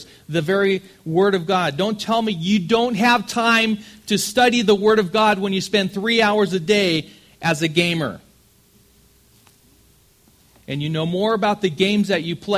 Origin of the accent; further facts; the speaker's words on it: Southern California, United States; I'm from California, Southern California